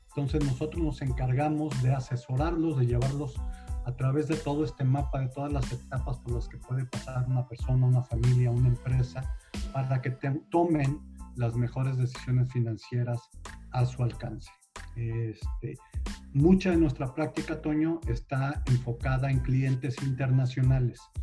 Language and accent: Spanish; Monterrey, Nuevo León, Mexico; moved away as an adult; also born or lived in Mexico City; now in Houston, United States; soy originario de la ciudad de Monterrey